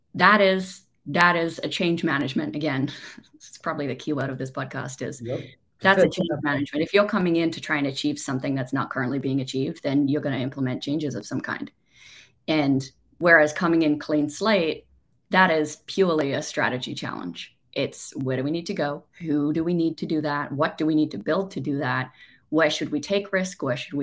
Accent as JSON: {"language": "English", "country": "Australia", "moved": "yes", "said": "despite being Australian"}